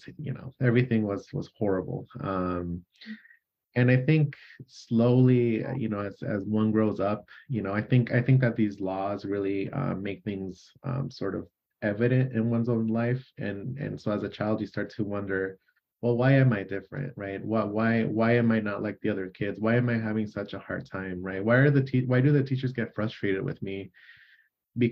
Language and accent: English; Phoenix, Arizona, United States; first language Spanish; English is a second language; moved away; I was born and raised in Phoenix, Arizona